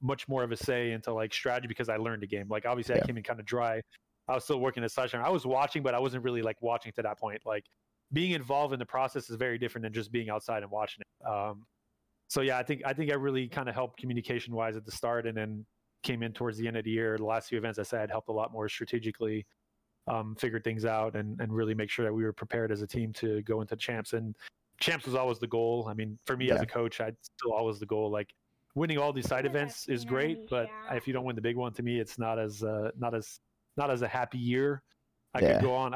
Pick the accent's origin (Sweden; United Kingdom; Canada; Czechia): Canada; moved away as an adult; I'm still a Canadian. I need a new work visa